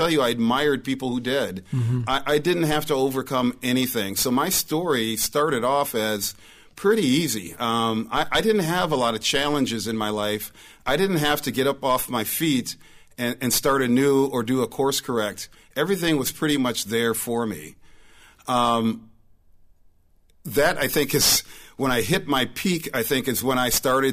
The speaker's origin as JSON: {"language": "English", "town": "St. Paul", "region": "Minnesota", "country": "United States", "tie": "born or raised there", "said": "I was born and raised in the Twin Cities in St. Paul. So born and raised St. Paulite"}